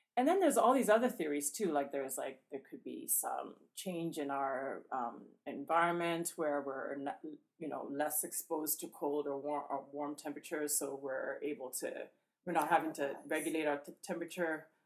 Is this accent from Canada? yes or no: yes; Canadian Prairies, Canada; also born or lived in Ghana / Atlanta, Georgia; now in Indiana, United States; the plains is where I'm from in Canada, so it's you know all the farmland